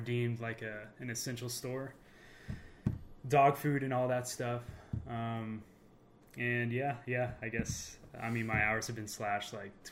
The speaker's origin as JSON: {"language": "English", "town": "Jefferson City", "region": "Missouri", "country": "United States", "tie": "born or raised there", "moved": "as an adult", "lives_now": "northern Colorado, United States", "said": "We're both from Missouri, born and raised, corn fed babies."}